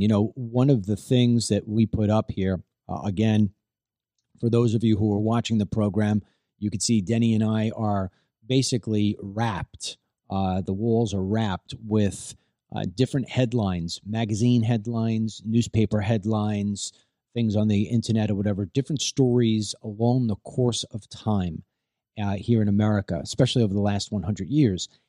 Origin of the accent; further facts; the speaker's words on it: Levittown, United States; I grew up in Levittown